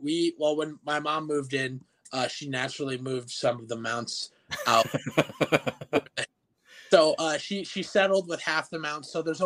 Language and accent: English; Gretna, Nebraska, United States; also born or lived in Millard, Nebraska / Valley, Nebraska; So I grew up kind of in the Gretna community and in Millard, more of a city lifestyle. And then I actually live with my stepdad and my mom when I come home.